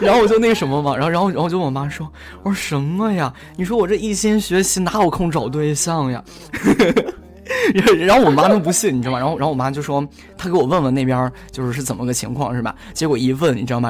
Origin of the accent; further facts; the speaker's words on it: Shandong, China; also born or lived in Xiamen; 我爸妈是他们是比较想让我留在就是山东省内嘛